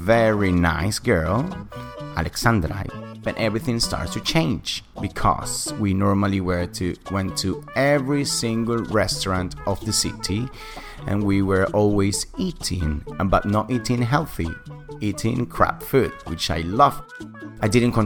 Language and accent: English; Caracas, Capital District, Venezuela; accent: British; English is a second language; moved away; I'm from Venezuela, Caracas, the capital city.